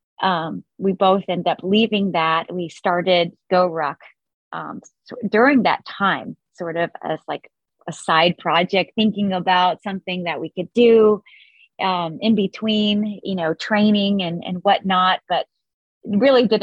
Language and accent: English; Florida, United States; I grew up in Florida and had a really sort of nice upbringing